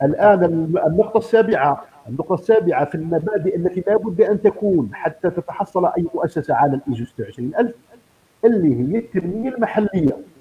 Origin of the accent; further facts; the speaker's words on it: Algeria; عندنا في الجزائر